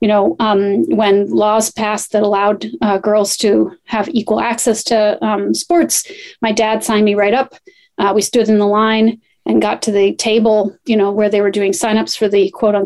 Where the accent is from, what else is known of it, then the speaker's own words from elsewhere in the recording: Poughkeepsie, New York, United States; I grew up in Poughkeepsie, New York